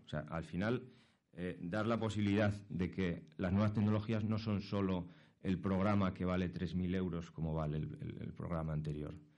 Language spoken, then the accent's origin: Spanish; Asturias, Spain; moved away as an adult; now in Madrid, Spain; yo soy asturiano, llevo aquí en, Madrid dos años